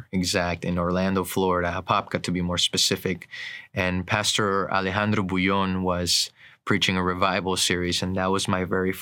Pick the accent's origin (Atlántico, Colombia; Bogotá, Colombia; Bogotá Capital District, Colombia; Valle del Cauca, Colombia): Atlántico, Colombia; Barranquilla; moved away; My story began in Colombia, South America. I grew up in the city of Barranquilla, a traditional Hispanic Catholic